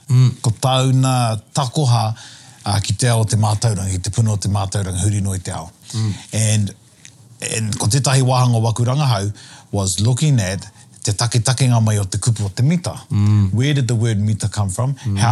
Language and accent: English; Australia; now in New Zealand; And I've just been in Australia for 2.5 weeks and I grew up in Australia and, hearing the accent there, I forgot what it sounded like.